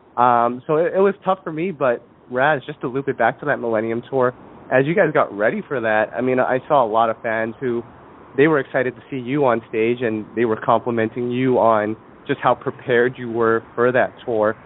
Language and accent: English; Canada; I'm from Canada. I was born in Canada, raised in Canada